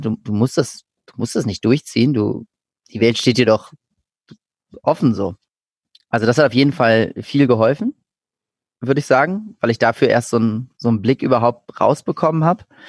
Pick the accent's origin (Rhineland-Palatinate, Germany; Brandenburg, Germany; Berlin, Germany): Berlin, Germany; ich bin in, in Berlin geboren und aufgewachsen.